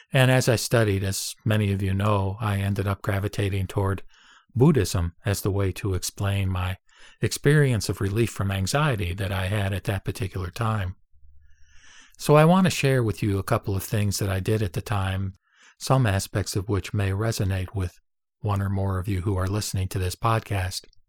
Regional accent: United States; I was born and raised in America

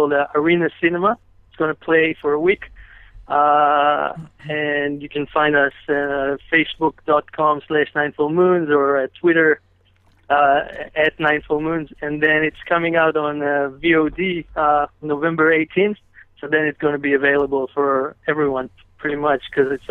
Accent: Israel; moved away; I'm from Israel originally

